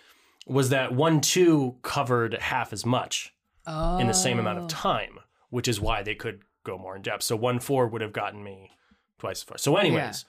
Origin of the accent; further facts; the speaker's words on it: Michigan, United States; also born or lived in Connecticut; When I moved to Michigan from Connecticut